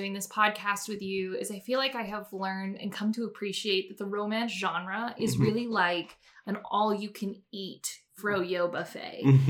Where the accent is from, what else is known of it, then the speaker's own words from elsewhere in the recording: Vermont, United States; The big city that I have to pretend that my town is part of to make sure that people know where I'm from in Vermont is probably smaller than the town that you grew up in.